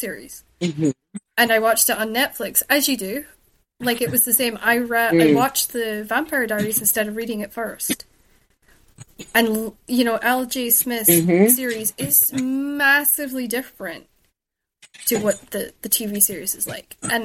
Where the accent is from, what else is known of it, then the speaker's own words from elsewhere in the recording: United Kingdom; also born or lived in Shetland / mainland Scotland; I'm British